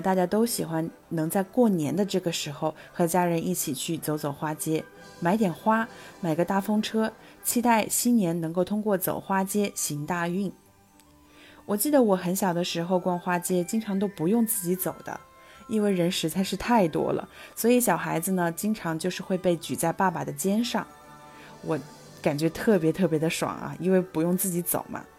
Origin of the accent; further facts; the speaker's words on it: Changsha, Hunan, China; 我是长沙人，但说到过年的风俗呢，长沙好像没有什么特别的风俗习惯，